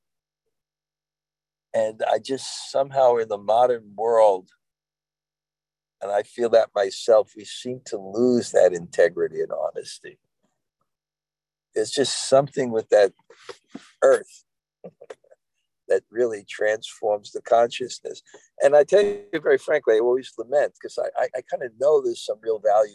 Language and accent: English; New York City, New York, United States; I'm from Brooklyn